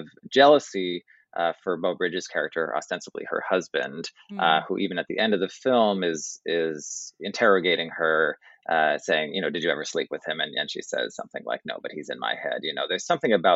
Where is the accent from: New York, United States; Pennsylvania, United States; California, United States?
New York, United States; New York City; as the New Yorker